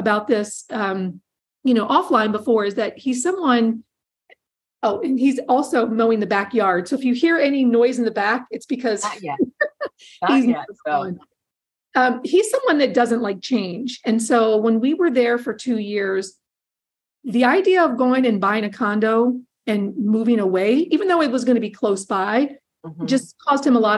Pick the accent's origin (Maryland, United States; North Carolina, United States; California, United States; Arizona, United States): Maryland, United States; Hagerstown; also born or lived in Silver Spring, Maryland; I'm originally from Hagerstown, Maryland.